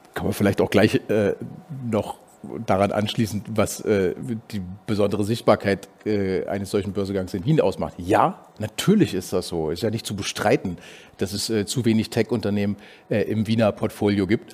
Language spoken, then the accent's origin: German; Berlin, Germany; now in Austria; meiner Heimatstadt Berlin